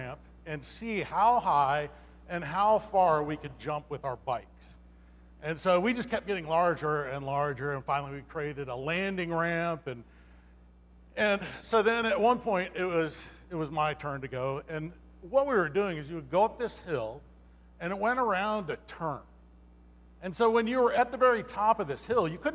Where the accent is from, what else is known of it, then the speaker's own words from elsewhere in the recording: Los Angeles, California, United States; I grew up in Los Angeles, and we always kind of lived like downtown, you know, inner city